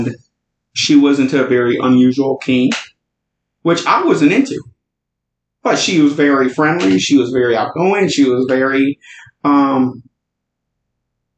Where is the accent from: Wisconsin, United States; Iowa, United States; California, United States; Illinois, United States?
Illinois, United States; Chicago; moved away as an adult; also born or lived in the South; I was originally born and raised in Chicago